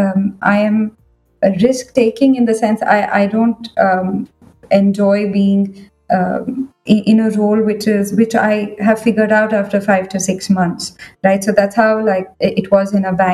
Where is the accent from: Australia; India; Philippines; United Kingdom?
India; Bangalore, Karnataka; moved away as an adult; now in Singapore; I'm from Bangalore, down south.